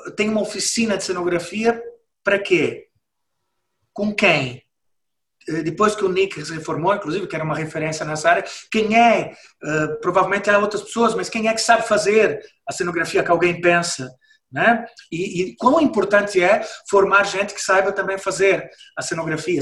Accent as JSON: {"language": "Portuguese", "country": "Brazil", "moved": "as an adult", "lives_now": "Portugal", "said": "eu sou brasileiro, mas eu vivo cá há 30 anos"}